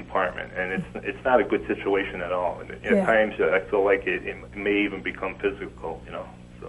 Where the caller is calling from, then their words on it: Scranton, Pennsylvania, United States; I'm from the Scranton area.